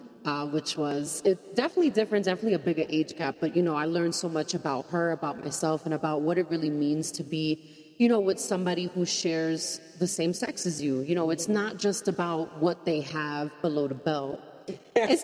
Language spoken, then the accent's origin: English; New York, United States; I'm a New Yorker